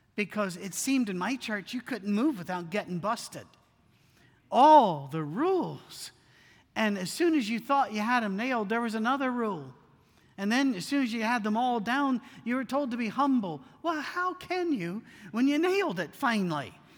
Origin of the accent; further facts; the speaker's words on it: United Kingdom; me being British